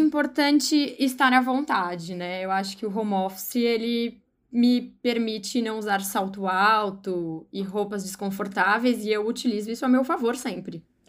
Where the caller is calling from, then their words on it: São Paulo, Brazil; eu falo de São Paulo, moro na saúde, em um condomínio